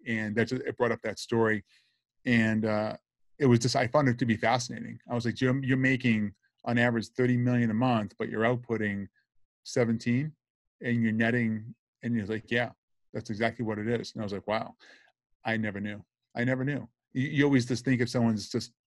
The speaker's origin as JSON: {"language": "English", "town": "Boston", "region": "Massachusetts", "country": "United States", "accent": "Boston", "moved": "yes", "lives_now": "Boca Raton, United States", "said": "I'm from Brighton, Massachusetts originally"}